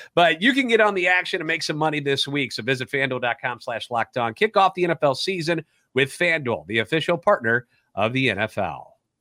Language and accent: English; St. Louis, Missouri, United States; Born and raised in the Louvre, and a lifetime Cardinals fan